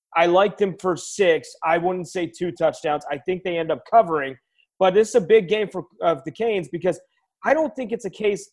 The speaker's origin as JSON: {"language": "English", "town": "Tampa", "region": "Florida", "country": "United States", "lives_now": "Miami, United States", "said": "I'm from Tampa Bay"}